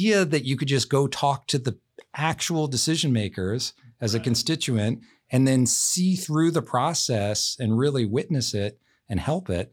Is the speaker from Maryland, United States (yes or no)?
yes; D.C., Maryland, United States; also born or lived in Baltimore, Maryland; now in Washington, United States; I grew up outside of Washington, D.C.